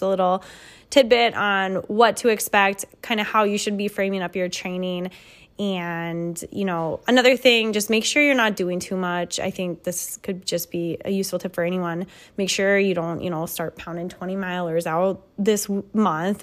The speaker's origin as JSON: {"language": "English", "region": "Midwest", "country": "United States", "said": "we're from the Midwest here, so we don't have a lot of hills"}